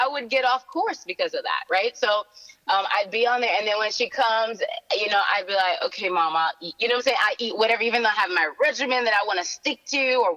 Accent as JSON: {"language": "English", "country": "Haiti", "moved": "yes", "said": "I'm from Haiti"}